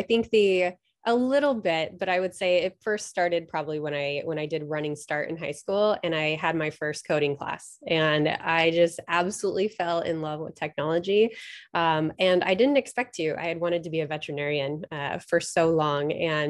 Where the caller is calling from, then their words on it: Kirkland, Washington, United States; I am zooming in from lovely Kirkland, Washington, which is right outside of Seattle.